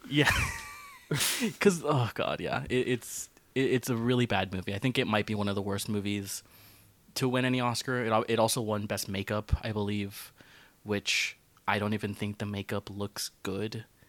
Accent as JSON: {"language": "English", "country": "United States", "tie": "born or raised there", "said": "I grew up in America"}